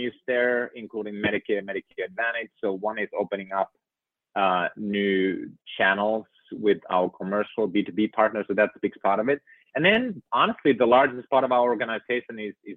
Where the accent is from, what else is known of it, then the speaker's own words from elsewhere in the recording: Finland; moved away; living in and growing up in Finland